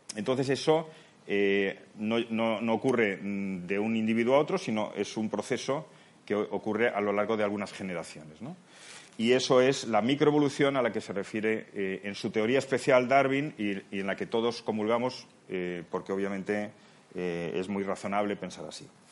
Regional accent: Spain; also born or lived in Palma de Mallorca, Spain; now in Seville, Spain

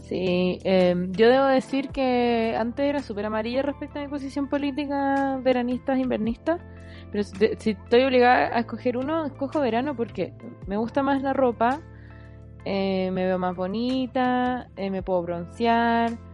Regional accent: Santiago, Santiago Metropolitan Region, Chile; uno vive el invierno como santiaguino

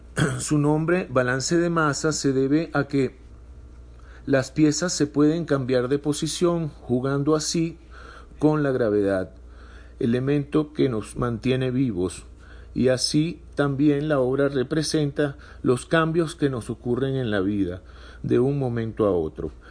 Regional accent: Caracas, Capital District, Venezuela; moved away as an adult; now in Mexico; Nací en Caracas, Venezuela, hijo de padres que emigraron de Europa. Tengo poco más de cinco años viviendo en México

